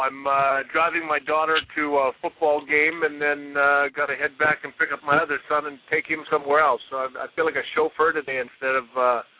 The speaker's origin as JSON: {"language": "English", "country": "Canada", "tie": "born or raised there", "moved": "as an adult", "said": "When I grew up, I grew up in Canada"}